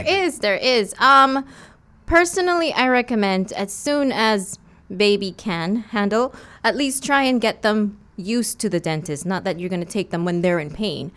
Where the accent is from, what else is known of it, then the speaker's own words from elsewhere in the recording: West Bay, Cayman Islands; I'm from West Bay. I've done all my school here and everything